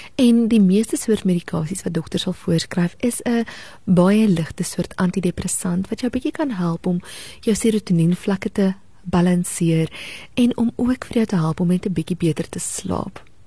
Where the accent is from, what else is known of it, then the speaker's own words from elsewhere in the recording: South Africa; as Suid-Afrikaners en as kinders van die Here